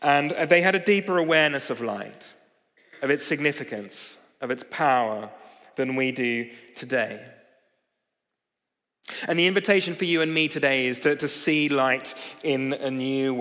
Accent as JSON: {"language": "English", "country": "Australia", "moved": "yes", "lives_now": "London, United Kingdom", "said": "I'm from Australia."}